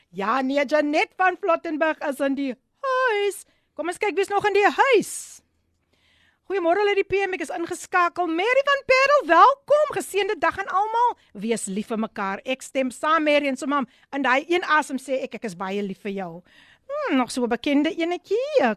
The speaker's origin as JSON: {"language": "Afrikaans", "town": "Somerset West", "region": "Western Cape", "country": "South Africa", "tie": "born or raised there", "said": "ek is gebore in Somers het Wes"}